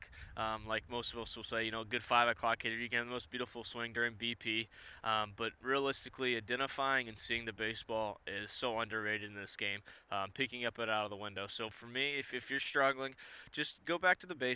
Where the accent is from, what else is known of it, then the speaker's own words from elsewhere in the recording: Ohio, United States; moved away; Growing up in Ohio